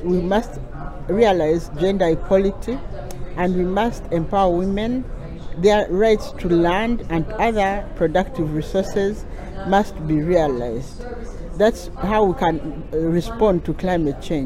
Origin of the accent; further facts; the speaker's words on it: Uganda; I come from Uganda